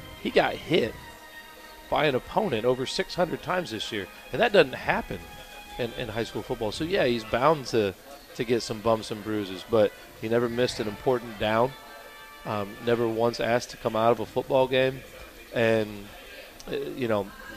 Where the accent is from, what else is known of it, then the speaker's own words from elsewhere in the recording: Jimtown, Indiana, United States; I'm from Jimtown, where everything was celebrated together as a community